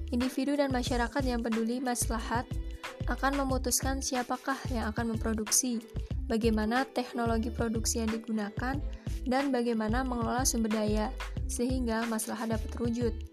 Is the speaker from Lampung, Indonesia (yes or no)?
no; Wonogiri, Central Java, Indonesia; Di daerah saya, tepatnya di Wonogiri, Jawa Tengah, Kendaraan yang paling banyak digunakan yaitu bis kota